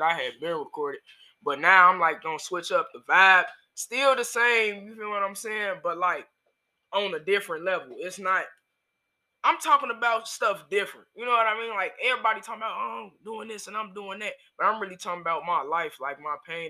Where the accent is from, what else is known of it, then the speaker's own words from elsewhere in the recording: Gary, Indiana, United States; I'm from Gary. I'm from Miller, though.